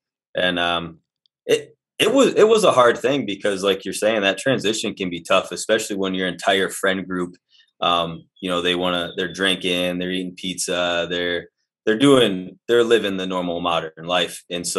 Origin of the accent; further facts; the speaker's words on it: Michigan, United States; No, like I said, from northern Michigan, okay. But kind of just bounced around all over the place.